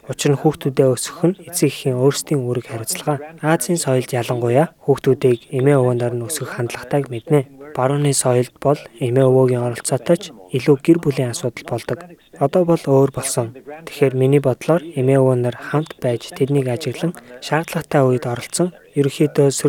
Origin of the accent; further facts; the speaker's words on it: Mongolia; moved away; Гадаад улсад амьдран суудаг монголчууд бидний хувьд